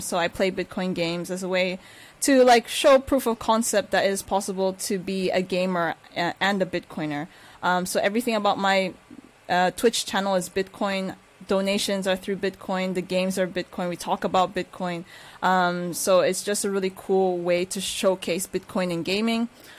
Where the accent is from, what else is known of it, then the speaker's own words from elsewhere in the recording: Turkey; born there; I am half Nigerian, half Filipina, who was born in Turkey.